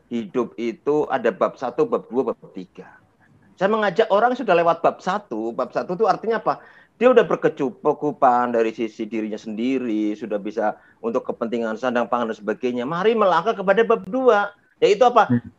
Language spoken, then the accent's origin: Indonesian; Pekalongan, Central Java, Indonesia; Saya lahir di Pekalongan uh, di sebuah uh, tempat kecil bernama Sagi. Saya besar dari anak orang desa, bapak saya petani, ibu saya pedagang ya.